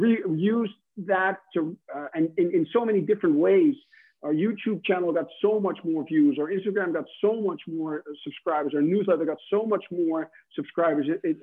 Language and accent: English; Netherlands; English is a second language; It's because we're from the Netherlands, we're Dutch, we're in Europe.